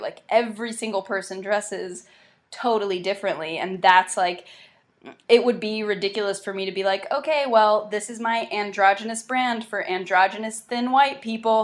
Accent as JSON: {"language": "English", "region": "South Carolina", "country": "United States", "tie": "born or raised there", "also_born_or_lived": "Myrtle Beach, South Carolina / Charleston, South Carolina", "said": "grew up kind of around Myrtle Beach and then a little around Charleston and South Carolina"}